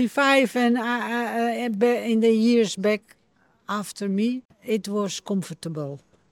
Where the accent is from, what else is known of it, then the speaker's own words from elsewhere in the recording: Amsterdam, North Holland, Netherlands; English is a second language; moved away as an adult; also born or lived in east of the Netherlands; I was born in Amsterdam.